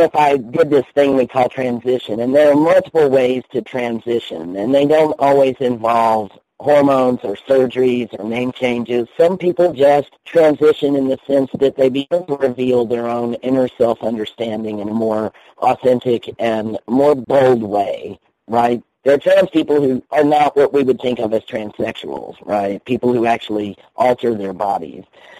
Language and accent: English; Indiana, United States; born there; my birth certificate says female because I was born in Indiana.